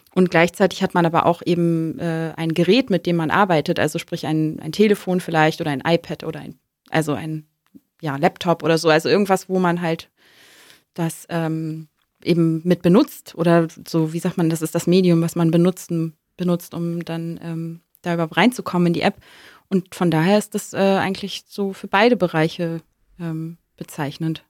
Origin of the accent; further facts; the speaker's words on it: Hamburg, Germany; moved away; also born or lived in Kiel; ich komme aus dem Norden, ich bin Hamburgerin, also gebürtige Hamburgerin, ähm, habe lange in Kiel gelebt